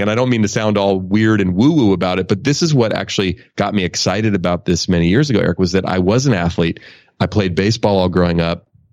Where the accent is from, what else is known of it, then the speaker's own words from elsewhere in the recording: Oakland, California, United States; I grew up in Oakland.